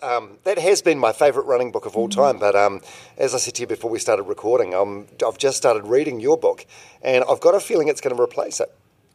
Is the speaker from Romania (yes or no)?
no; New Zealand; I'm from New Zealand